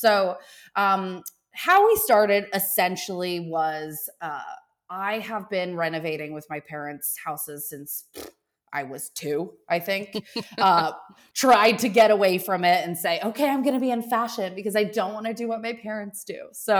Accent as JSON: {"language": "English", "country": "Australia", "tie": "born or raised there", "said": "And I think that ability where, growing up in Australia, where you have to be super thoughtful about how you attain product"}